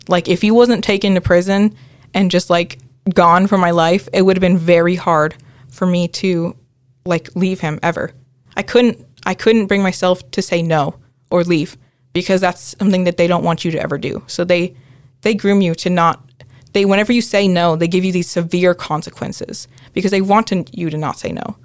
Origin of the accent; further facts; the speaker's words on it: United States; I'm a first generation Filipino-American. Um, so my mom was born in the Philippines and my dad is from here in the U S